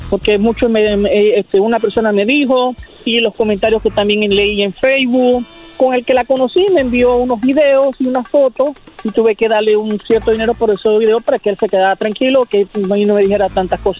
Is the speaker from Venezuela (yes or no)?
yes; Venezuela; yo soy de Venezuela.